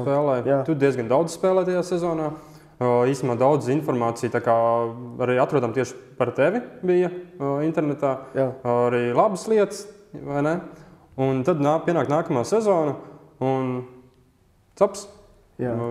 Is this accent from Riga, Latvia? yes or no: yes; Riga, Latvia; Es pats esmu no Rīgas